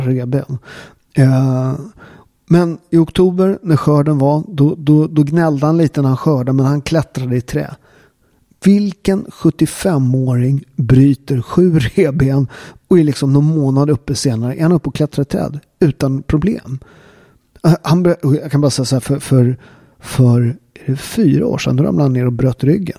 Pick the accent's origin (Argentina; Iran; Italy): Italy; Southern Italy; now in Sweden; i södra Italien, där jag kommer ifrån